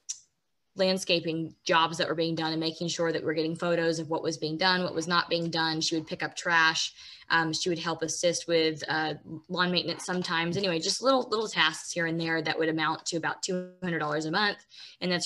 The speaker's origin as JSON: {"language": "English", "region": "Washington", "country": "United States", "tie": "born or raised there", "moved": "yes", "said": "I was born in Washington"}